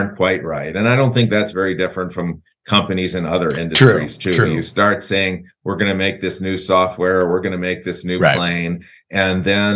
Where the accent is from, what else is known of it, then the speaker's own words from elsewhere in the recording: St. Louis, Missouri, United States; I was born here and in St. Louis